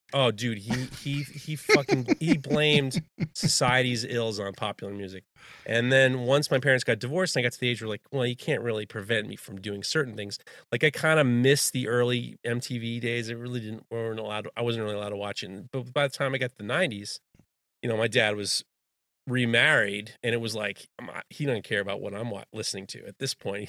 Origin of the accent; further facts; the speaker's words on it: New York City, New York, United States; I grew up in Manhattan